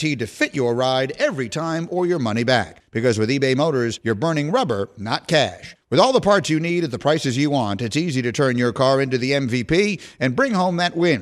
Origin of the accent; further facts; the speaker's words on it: New York, United States; I grew up in New York in the 70s